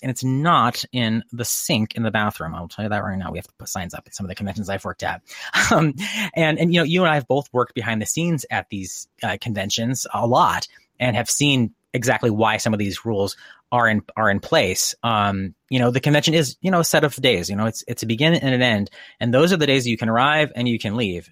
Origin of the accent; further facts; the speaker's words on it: Connecticut, United States; moved away; I grew up in Connecticut, um, in, you know, small New England town